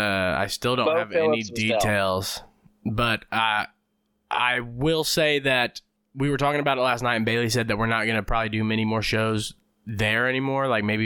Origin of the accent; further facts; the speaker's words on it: Australia; accent: Australian; And the thing that does suck about that is when I talk in my Australian accent, I love using the C word because it's authentic.